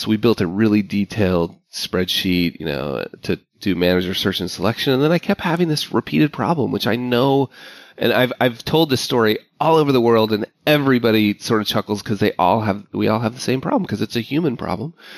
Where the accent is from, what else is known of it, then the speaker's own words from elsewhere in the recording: Park City, Utah, United States; moved away; my hometown, Park City, Utah. Like I, I grew up there